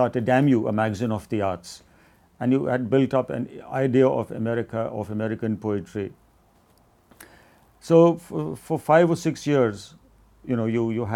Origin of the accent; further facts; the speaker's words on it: India; also born or lived in Iowa City, United States; I had to return to India